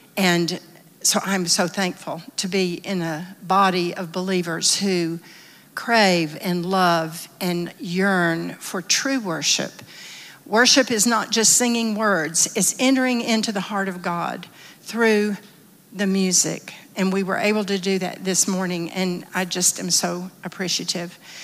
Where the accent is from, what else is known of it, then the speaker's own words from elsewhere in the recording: the South, United States; I'm from the South. Most everyone in my little town went to some church or another